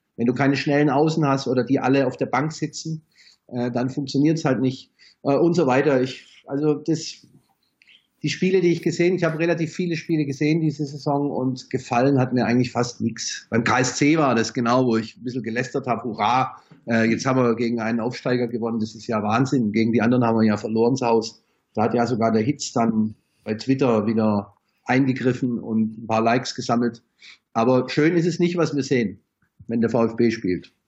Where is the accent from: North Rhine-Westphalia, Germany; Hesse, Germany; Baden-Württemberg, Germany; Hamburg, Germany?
Baden-Württemberg, Germany; Stuttgart; now in Heidelberg, Germany; Ich bin äh, wohnhaft in Heidelberg, geboren in Stuttgart